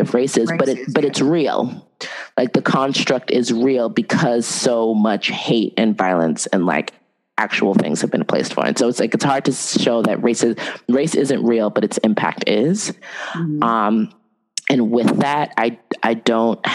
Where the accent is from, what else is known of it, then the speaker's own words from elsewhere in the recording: United States; growing up in the United States